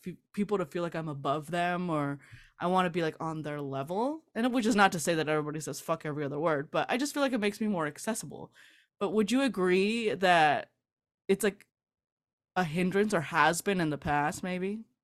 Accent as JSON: {"language": "English", "town": "South Gate", "region": "California", "country": "United States", "tie": "born or raised there", "said": "I grew up in Southgate, California."}